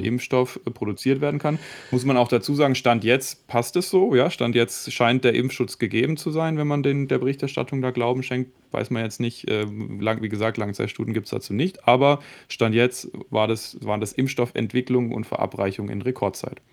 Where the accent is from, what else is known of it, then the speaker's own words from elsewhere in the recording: Germany; bei uns in Deutschland